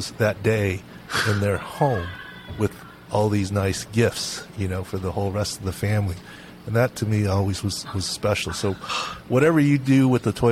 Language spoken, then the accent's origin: English; San Diego, California, United States; also born or lived in Minneapolis; I'm from San Diego